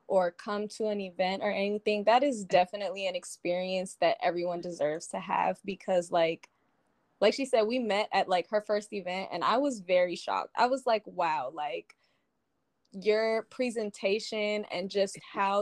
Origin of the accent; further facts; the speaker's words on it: Texas, United States; moved away as an adult; also born or lived in Maryland; now in San Diego, United States; I was born in Maryland. I don't remember much of it. I moved to Texas when I was like 9. Mm-hmm. And I stayed until like I graduated high school. So that was like the bulk of like my upbringing